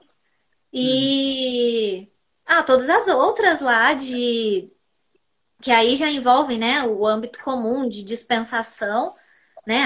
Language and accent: Portuguese; Pouso Alegre, Minas Gerais, Brazil; eu sou aqui da cidade de Pouso Alegre, do sul de Minas. Sou formada em farmácia pela Univaz, aqui da minha cidade